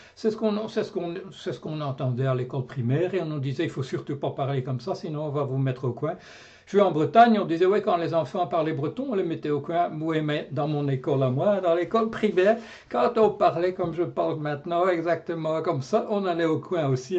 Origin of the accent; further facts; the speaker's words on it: Brussels, Brussels-Capital Region, Belgium; Moi, je suis un vrai bruxellaire. Je suis né à Bruxelles. Je suis un fréter comme on dit.